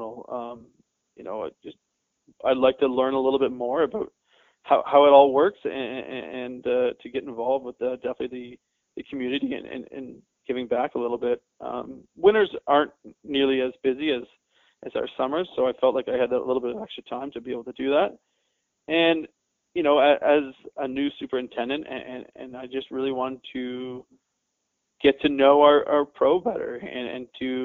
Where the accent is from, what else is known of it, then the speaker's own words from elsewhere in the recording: Canada; As a Canadian kid, that was life